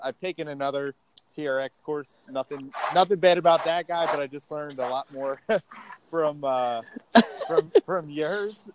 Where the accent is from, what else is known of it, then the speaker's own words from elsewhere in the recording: Baltimore, Maryland, United States; moved away as an adult; also born or lived in Indiana; now in Austin, United States; I was born and raised in in Baltimore, Maryland.